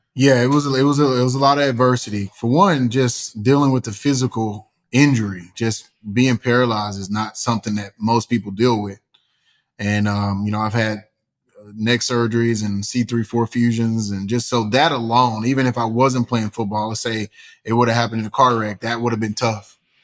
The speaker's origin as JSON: {"language": "English", "region": "East Texas", "country": "United States", "tie": "born or raised there", "said": "born and raised in East Texas with a single mom"}